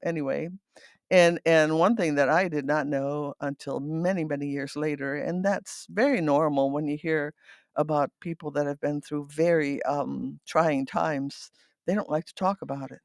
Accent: Netherlands; first language Dutch; English is a second language; also born or lived in Battle Creek, Michigan; now in Byron Center, United States; I was born in the Netherlands in nineteen forty-three

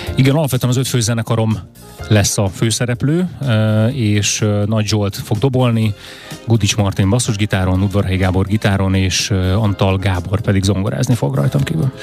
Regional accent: Budapest, Hungary; az én történetem is Budapesten kezdődik, hiszen itt születtem, itt nőttem föl, itt élek a, a mai napig

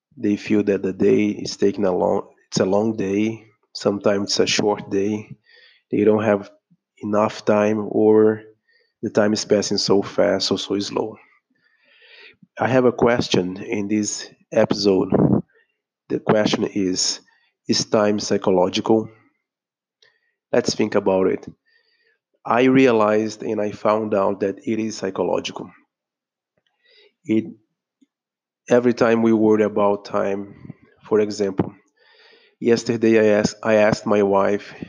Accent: Brazil; I'm speaking here from Brazil. I'm a Brazilian

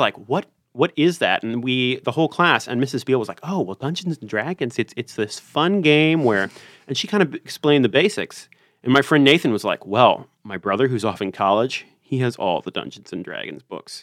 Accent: Richmond, Virginia, United States; I'm from Richmond, Virginia

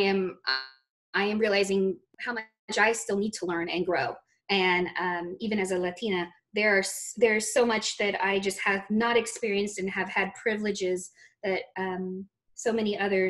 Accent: Texas, United States; I grew up in Texas

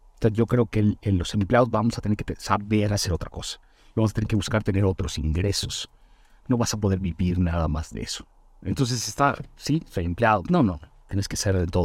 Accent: Chetumal, Quintana Roo, Mexico; also born or lived in Mérida; now in Mexico City, Mexico; soy originario de una ciudad que se llama Chetumal

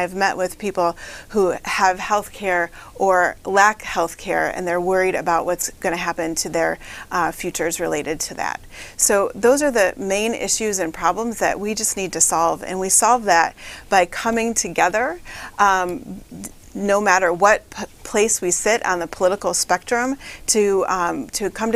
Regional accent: Michigan, United States; also born or lived in Flint, Michigan; raised right here in mid-Michigan, just like five generations of my family

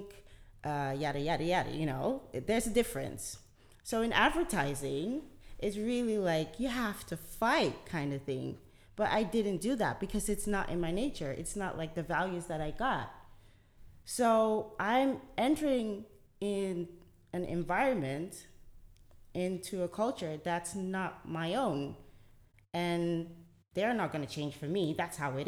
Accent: Delft, South Holland, Netherlands; a Ghanaian woman, born and raised in the Netherlands. I speak Dutch.

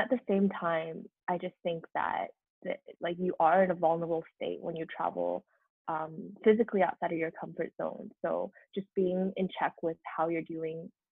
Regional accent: Vancouver, British Columbia, Canada; moved away as an adult; also born or lived in Montreal; I grew up in Vancouver

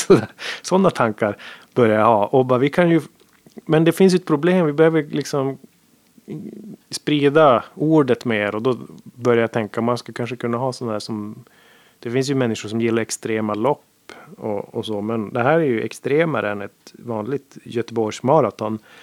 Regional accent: Sweden; also born or lived in Gothenburg; jag var svensk

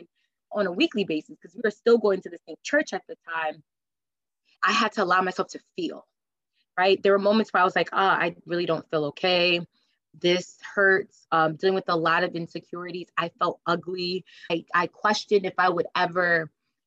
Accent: Connecticut, United States; moved away as an adult; now in New Jersey, United States; I grew up in Connecticut and I moved to New Jersey well over 8 years ago

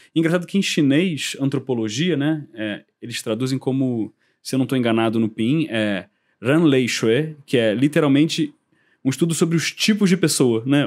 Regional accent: Brazil; a gente do Kung Fu, mesmo sendo brasileiro, mesmo sendo é, ocidental, mesmo não falando chinês

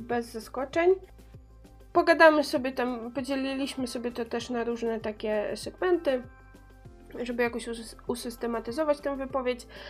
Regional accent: Pomeranian Voivodeship, Poland; pochodzę, pochodzę z Pomorza

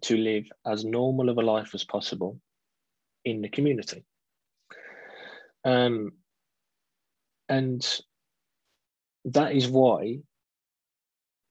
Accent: Wolverhampton, West Midlands, United Kingdom; also born or lived in Dudley; I was born in Wolverhampton, live in Dudley in the West Midlands

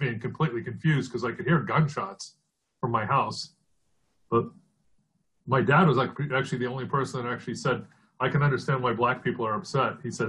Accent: Florida, United States; also born or lived in Detroit, Michigan; I'm from Florida, but my dad got a job there, and we were there a couple of years.

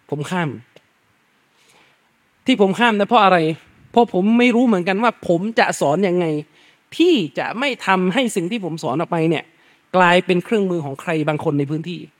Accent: Yala, Thailand; ผมเนี่ยพื้นเพเดิมเป็นคนสามจังหวัดทุกวันนี้ก็ทะเบียนบ้านก็ยังอยู่สามจังหวัดเลยอยู่ยะลา

